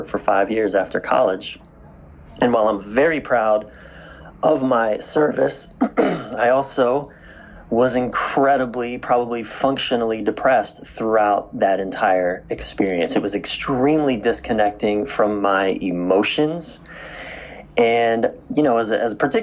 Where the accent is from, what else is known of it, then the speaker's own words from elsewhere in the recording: East Coast of the United States, United States; I was raised on the East Coast of the United States.